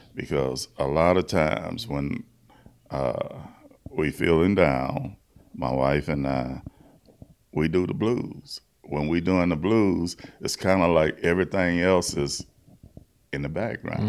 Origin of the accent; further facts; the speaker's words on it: Baton Rouge, Louisiana, United States; I'm from Baton Rouge, Louisiana